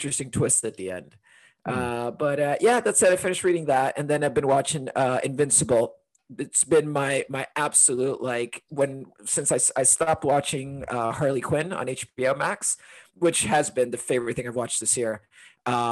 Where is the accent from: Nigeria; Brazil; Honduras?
Honduras; also born or lived in London, United Kingdom; now in Portland, United States; I'm originally from Honduras